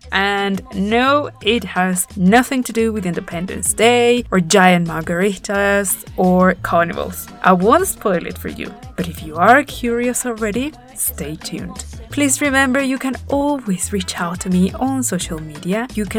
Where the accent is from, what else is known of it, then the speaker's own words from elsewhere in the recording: Puebla, Mexico; my hometown of Puebla